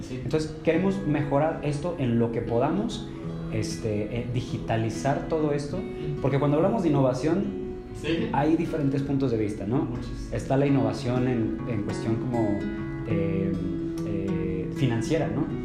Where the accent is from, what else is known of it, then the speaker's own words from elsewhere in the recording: San Luis Potosí, Mexico; yo originalmente soy de San Luis Potosí